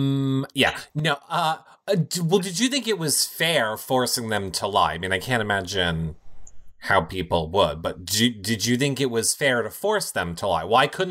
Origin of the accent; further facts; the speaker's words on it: New York, United States; accent: New York; my New York accent.